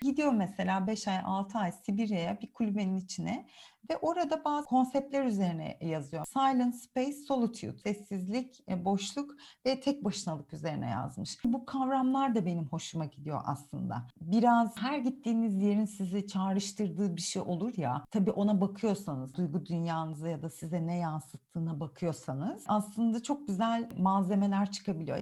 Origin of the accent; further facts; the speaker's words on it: Istanbul, Turkey; first language Turkish; also born or lived in Guatemala; o üs İstanbul benim için. Doğduğum, büyüdüğüm e, yer.